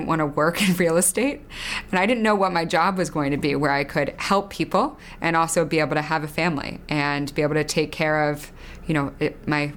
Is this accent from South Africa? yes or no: no; outside of Philadelphia, Pennsylvania, United States; I grew up outside of Philadelphia